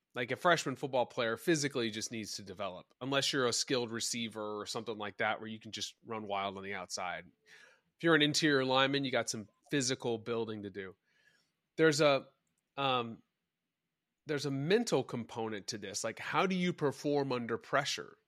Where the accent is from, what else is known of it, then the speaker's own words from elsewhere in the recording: Dallas, Texas, United States; I grew up in Dallas